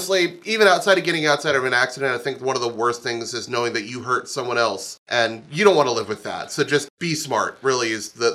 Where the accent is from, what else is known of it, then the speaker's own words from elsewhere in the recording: Midwest, United States; we're from the Midwest